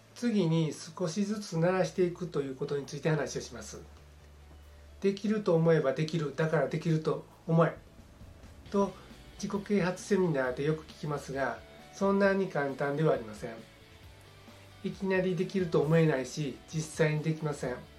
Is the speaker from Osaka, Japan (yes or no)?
yes; southern Osaka, Japan; 私は大阪の南部で生まれ育ちました